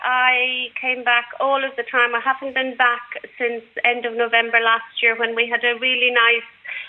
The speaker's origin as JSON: {"language": "English", "town": "Oldcastle", "region": "Leinster", "country": "Ireland", "moved": "yes", "lives_now": "Southport, United Kingdom", "said": "I'm in Southport, but I'm actually from Old Castle in County Meath."}